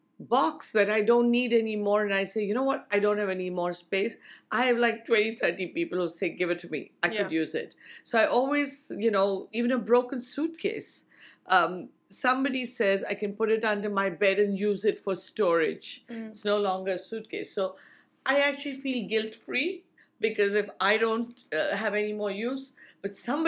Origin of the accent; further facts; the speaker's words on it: India; I came from India in a culture that we recycle as far as possible